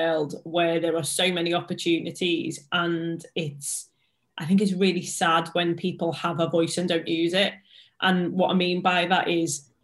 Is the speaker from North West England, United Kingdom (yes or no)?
yes; Liverpool, North West England, United Kingdom; accent: Scouse; I'm a Scouser, English is a second language for me.